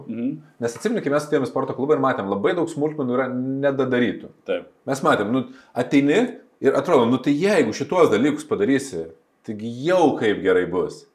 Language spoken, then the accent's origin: Lithuanian; Lithuania; mes užaugom tarybinį Lietuvoje.